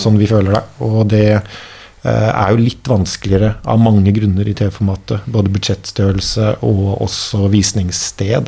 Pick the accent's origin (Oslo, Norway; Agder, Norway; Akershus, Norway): Oslo, Norway; also born or lived in Denmark; vi er jo fra byen og eh, har bodd og har da litt, liksom litt sånn lokale røtter føtter